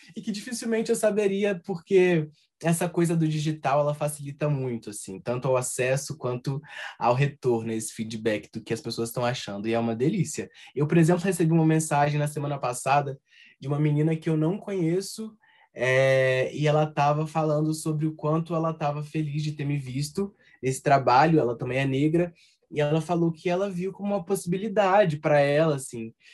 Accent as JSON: {"language": "Portuguese", "region": "Minas Gerais", "country": "Brazil", "accent": "mineiro", "said": "em alguns momentos o nosso sotaque aparece"}